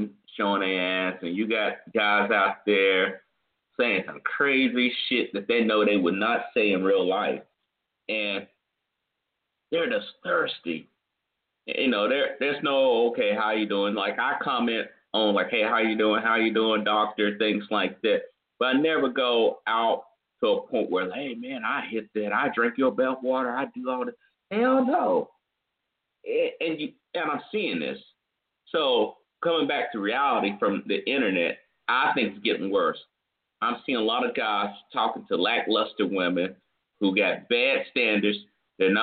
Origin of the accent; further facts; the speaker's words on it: the Carolinas, United States; I come from the Carolinas, the Carolina man